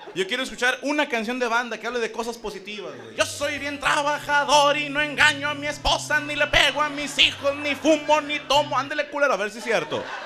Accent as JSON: {"language": "Spanish", "country": "Mexico", "said": "yo, pienso ya como mexicano"}